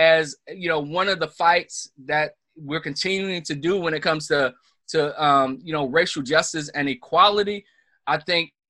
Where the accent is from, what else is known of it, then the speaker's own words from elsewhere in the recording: the South, United States; I grew up in the South